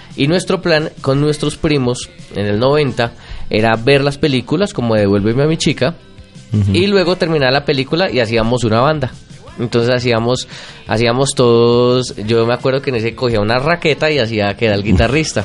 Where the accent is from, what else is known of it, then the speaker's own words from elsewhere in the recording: Bogotá, Colombia; yo nací en Bogotá, Mm. el 3 de abril de 1983. Hoy mi familia toda es rola